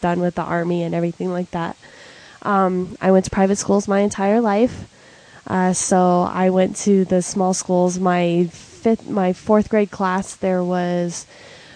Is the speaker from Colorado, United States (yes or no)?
yes; Aurora, Colorado, United States; I grew up in Aurora, Colorado. I was born and raised Colorado native.